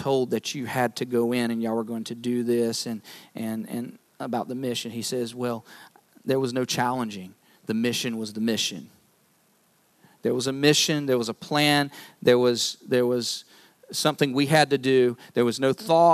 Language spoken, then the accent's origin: English; North Carolina, United States; moved away; I'm from North Carolina, so basketball, college basketball is kind of the thing there